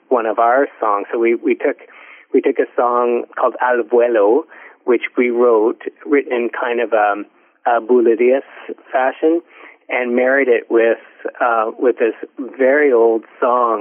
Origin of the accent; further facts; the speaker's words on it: Ontario, Canada; I grew up in Ontario, so we all learned it in school.